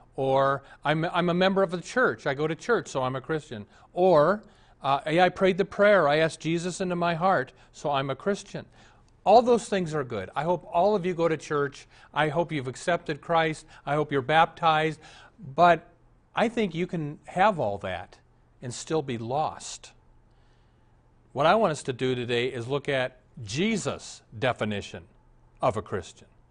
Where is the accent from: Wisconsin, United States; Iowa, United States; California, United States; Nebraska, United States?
Nebraska, United States; Omaha; I was raised in Omaha.